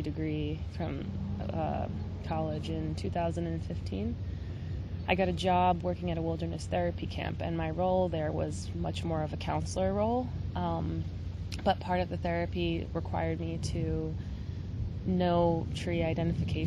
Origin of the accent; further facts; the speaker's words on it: Long Island, New York, United States; I am from New York, specifically Long Island